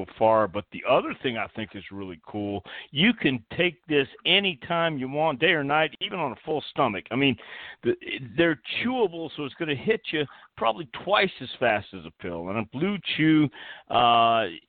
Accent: Texas, United States; now in Knoxville, United States; I've lived all over the country, and I'm from Texas, and I love Texas, you know, but my home now is Knoxville, Tennessee

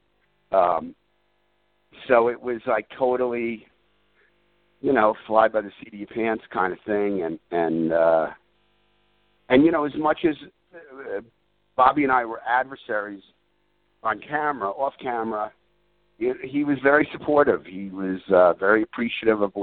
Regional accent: New York, United States; a guy born and raised in New York

